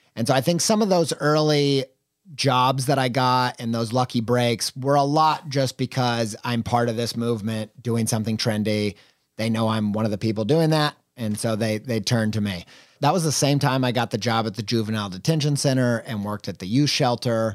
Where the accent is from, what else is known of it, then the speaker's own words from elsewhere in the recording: Columbus, Indiana, United States; now in Columbus, United States; we're both from Columbus, Indiana